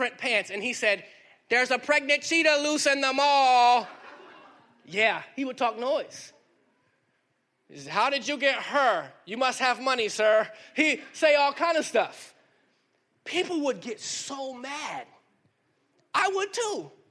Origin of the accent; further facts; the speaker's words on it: Miami, Florida, United States; moved away; also born or lived in Harrisburg, North Carolina / Durham, North Carolina; I grew up in the city, Miami